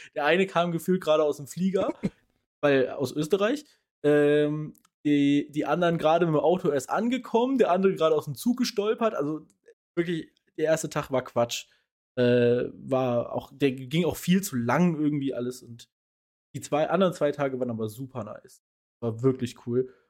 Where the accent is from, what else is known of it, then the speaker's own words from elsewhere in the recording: Germany; als Deutscher